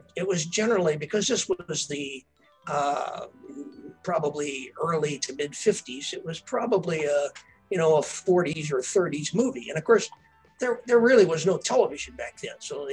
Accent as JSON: {"language": "English", "town": "Earlville", "region": "Illinois", "country": "United States", "tie": "born or raised there", "moved": "yes", "said": "the Dias 34 Drive-In in my hometown"}